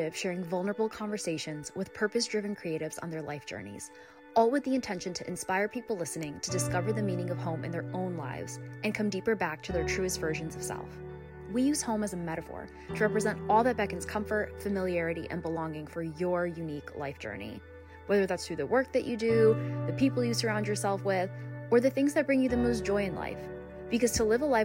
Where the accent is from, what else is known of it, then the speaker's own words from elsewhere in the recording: Connecticut, United States; My hometown in Connecticut neighbored actually the town that my parents currently live